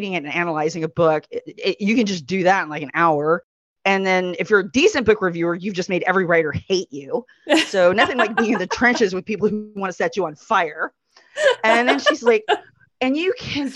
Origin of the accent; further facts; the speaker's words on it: Texas, United States; I'm so Texan